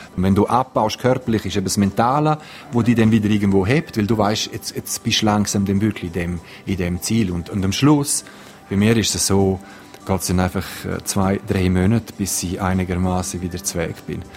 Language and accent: German; Graubünden, Switzerland; bei uns in Graubünden, in, in den Alpen